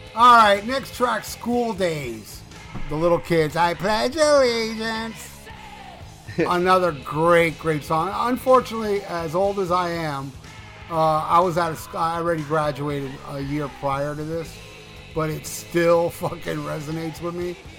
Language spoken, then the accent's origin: English; Hialeah, Florida, United States; also born or lived in Miami Beach, Florida; I was raised in Hialeah, Florida